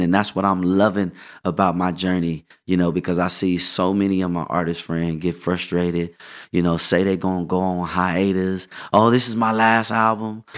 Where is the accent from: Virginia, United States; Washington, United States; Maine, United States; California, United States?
California, United States; Inglewood; also born or lived in Los Angeles; I was in Inglewood and then I moved to L